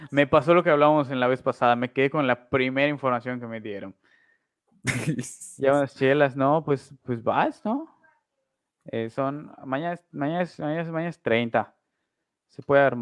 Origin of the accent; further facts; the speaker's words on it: Uruguay; Y yo soy uruguayo